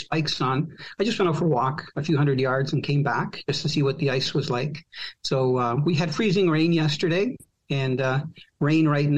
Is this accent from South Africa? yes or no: no; Croatia; now in Canada; I was born from a country that doesn't exist. And that country was former Yugoslavia. So technically, I'm Croatian now